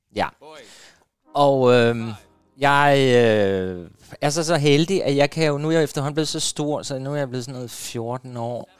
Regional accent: Hårby, Southern Denmark, Denmark; moved away; hjemme på Fyn, nede i Hårby, hvor der er mest fodbold og boldklubber og alt det

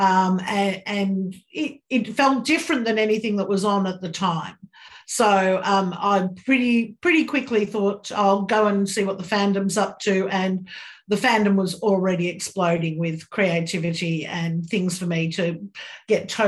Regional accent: Australia; accent: Australian; Australia, which is where I'm from, as you may have guessed by my accent

